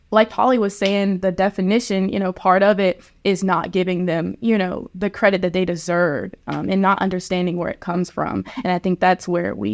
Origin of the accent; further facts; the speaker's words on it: Japan; I was raised in Japan for a good bit of my life, and I was able to see just how different cultures come together and celebrate each other.